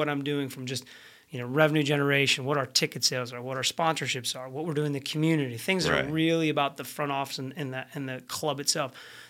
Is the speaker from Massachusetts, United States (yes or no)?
yes; Boston, Massachusetts, United States; I grew up in Boston, so the Fenway Field.